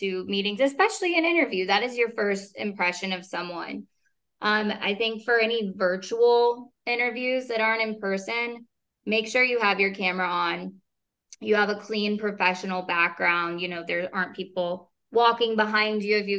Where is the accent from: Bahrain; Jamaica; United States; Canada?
United States; Kansas City, Missouri; now in Dallas, United States; I grew up in Kansas City